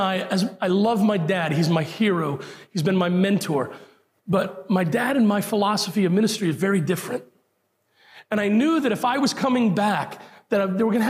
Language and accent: English; Puerto Rico; moved away; I'm a Puerto Rican by birth.